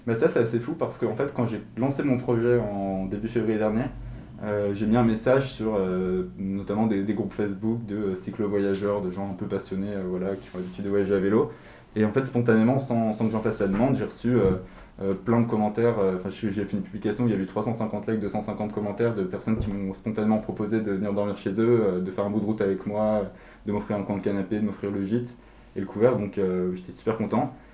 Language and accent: French; Paris, Île-de-France, France; moi je suis né et, j'ai grandi à Paris